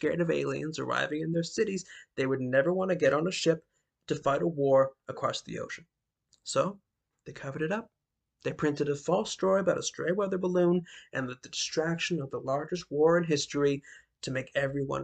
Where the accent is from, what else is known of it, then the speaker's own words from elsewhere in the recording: Canada; I'm Canadian